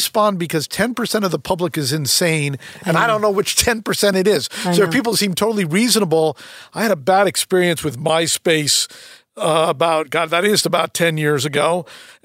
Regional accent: Connecticut, United States; now in Los Angeles, United States; I grew up in Connecticut

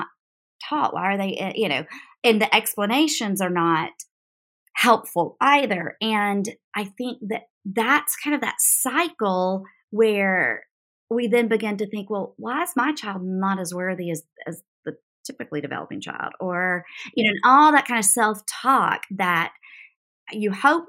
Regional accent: North Carolina, United States; now in South Carolina, United States; I'm from North Carolina

